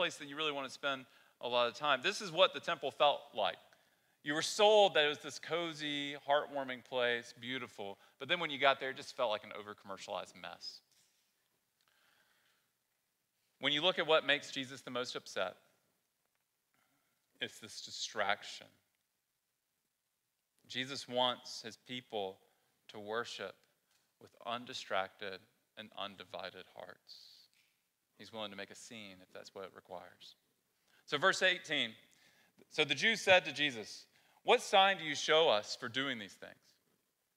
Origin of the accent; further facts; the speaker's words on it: the South, United States; moved away; I grew up in the South, been here for a long time now.